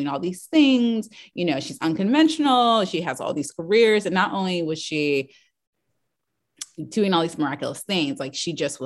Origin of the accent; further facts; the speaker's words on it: Washington, District of Columbia, United States; I grew up in, you know, Washington, DC. I'm not from the South.